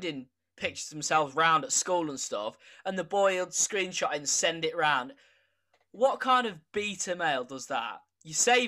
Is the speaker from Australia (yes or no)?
no; United Kingdom; also born or lived in village near Lincoln, England; we have a problem as British people